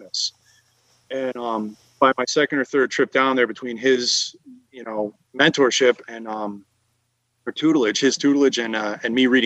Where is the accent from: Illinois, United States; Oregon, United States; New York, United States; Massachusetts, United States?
Massachusetts, United States; I'm from Massachusetts